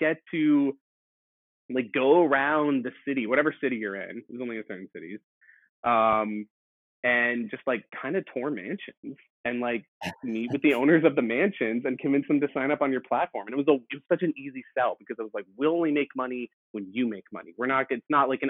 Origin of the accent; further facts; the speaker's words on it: East Coast, United States; moved away as an adult; now in San Francisco, United States; I'm from the East Coast.